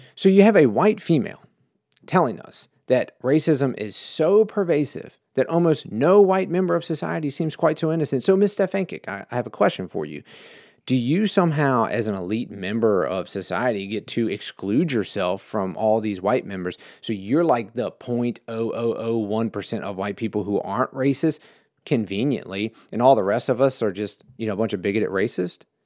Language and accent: English; United States; I grew up in America